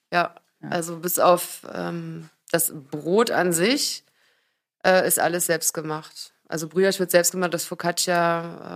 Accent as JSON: {"language": "German", "town": "Magdeburg", "region": "Saxony-Anhalt", "country": "Germany", "moved": "yes", "lives_now": "Berlin, Germany", "said": "ich komme ja eigentlich aus Magdeburg, aber vor 17 Jahren hierher gezogen"}